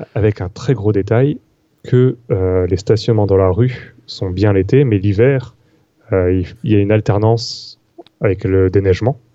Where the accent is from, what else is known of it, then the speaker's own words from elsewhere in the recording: Paris, Île-de-France, France; moved away as an adult; now in Montreal, Canada; je suis pas du Canada, donc avant j'étais parisien